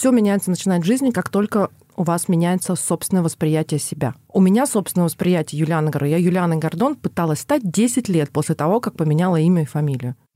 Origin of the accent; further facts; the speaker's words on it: Don region, Russia; а я донская казачка